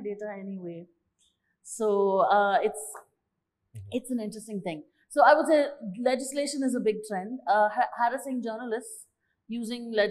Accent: India; I'm from India

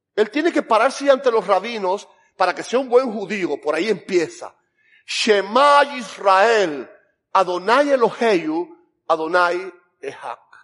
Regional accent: Camagüey, Cuba; yo soy cubano, pero yo soy de Camagüey.

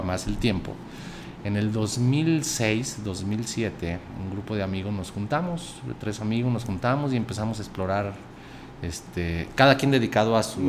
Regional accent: Aguascalientes, Mexico; also born or lived in Jerez, Zacatecas / Calvillo / Mexico City; a mí me registraron en, en, Jerez, Zacatecas, pero pues toda mi infancia, a los, hasta los 6 años, a los 8 años, recuerdo, fue En Calvillo

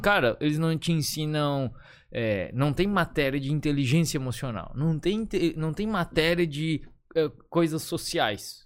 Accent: Florianópolis, Santa Catarina, Brazil; eu nasci em Florianópolis.

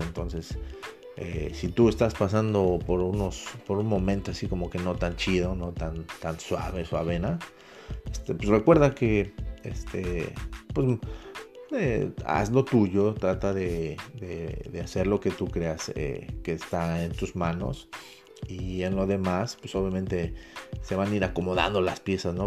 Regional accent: Mexico; como mexicano

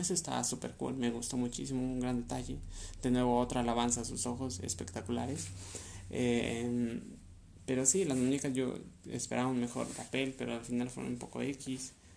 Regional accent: Mexico; Yo soy de México

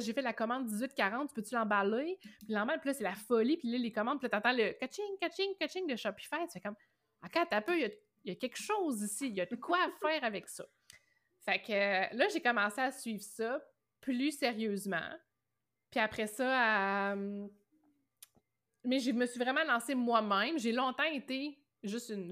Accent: Rimouski, Quebec, Canada; also born or lived in Matane; Moi, je suis originaire de Rimouski

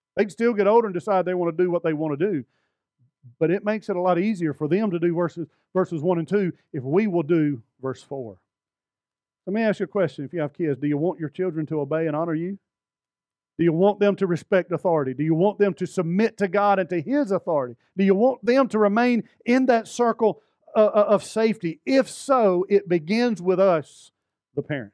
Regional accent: Alabama, United States; I'm from Alabama

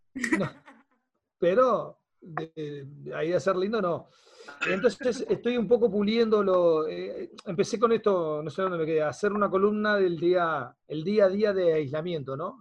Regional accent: Montevideo, Uruguay; yo nací en el Cerrito de la Victoria

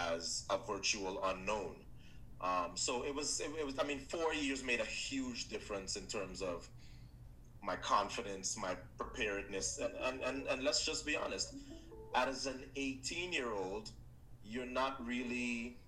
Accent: Trinidad & Tobago; my home country of Trinidad

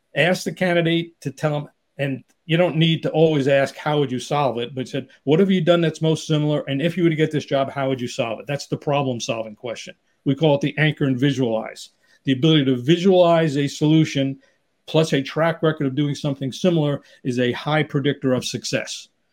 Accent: New York City, New York, United States; now in Southern California, United States; I grew up in New York area, New York City area, but living in Southern California

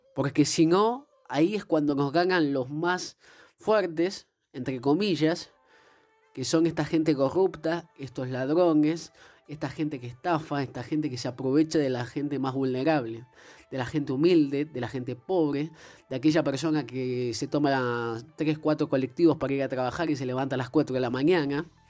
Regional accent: Argentina; todos los argentinos

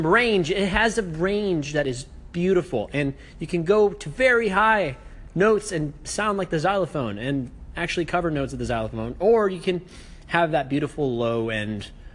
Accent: United States; Yo soy americano

